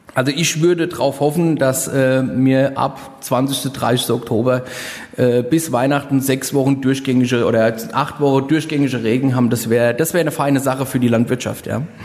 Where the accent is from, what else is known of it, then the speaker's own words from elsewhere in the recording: Rheinhessen, Rhineland-Palatinate, Germany; hier bei uns in Rheinhessen